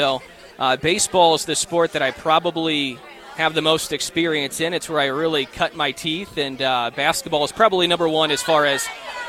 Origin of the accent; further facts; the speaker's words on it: St. Louis, Missouri, United States; also born or lived in Southern Illinois; now in Las Cruces, United States; I'm from St. Louis.